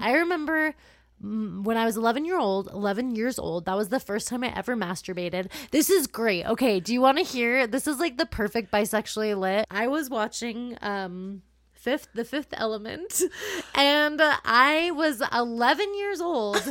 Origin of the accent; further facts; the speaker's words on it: California, United States; I grew up in California